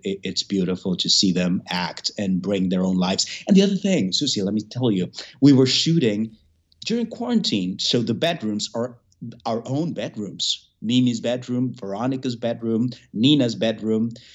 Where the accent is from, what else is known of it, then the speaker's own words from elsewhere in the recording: Venezuela; moved away as an adult; now in United States; Then my parents migrated from Cuba to Venezuela. I was born in Venezuela